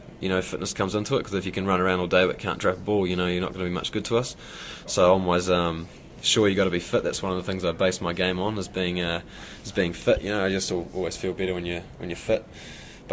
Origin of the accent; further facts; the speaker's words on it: Wellington, New Zealand; moved away as an adult; now in Auckland, New Zealand; the tournament this year is in Wellington, and I'm playing for Auckland this year, my first season, so I have to go back and play in front of my hometown